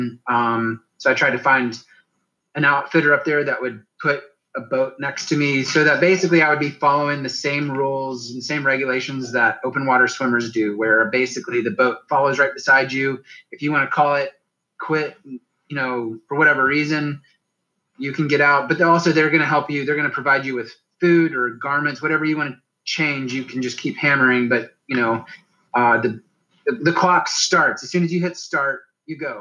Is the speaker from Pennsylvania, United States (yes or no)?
no; Chattanooga area, Tennessee, United States; since I was a little kid here in my hometown